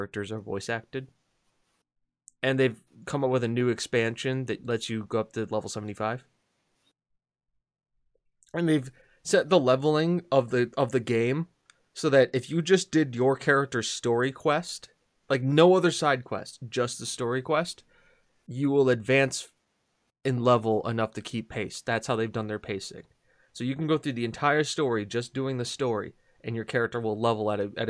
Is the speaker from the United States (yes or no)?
yes; United States; I'm an American